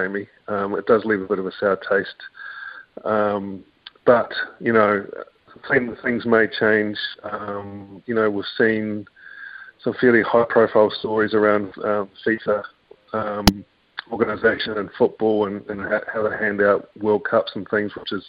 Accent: New Zealand; as a New Zealander and pretty proud one

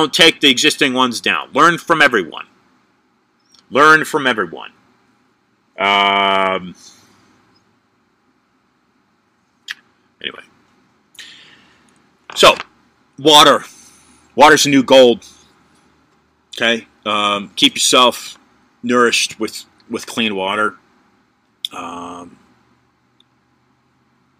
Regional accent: California, United States; I was born in California

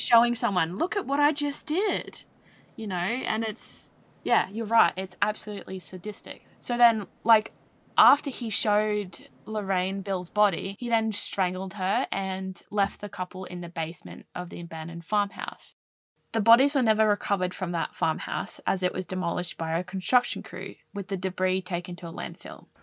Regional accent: Australia; as an Australian

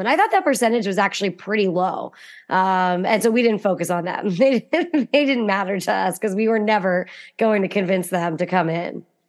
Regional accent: Western Pennsylvania, United States; I'm from Western Pennsylvania, which has a really thriving hunting culture.

